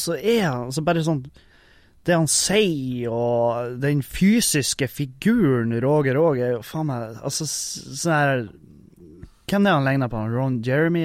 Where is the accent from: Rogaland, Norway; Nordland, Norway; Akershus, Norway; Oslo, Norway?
Nordland, Norway; Halsa; jeg er fra Halsa